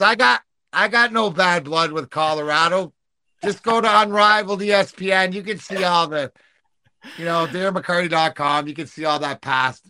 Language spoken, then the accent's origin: English; Canada; I'm Canadian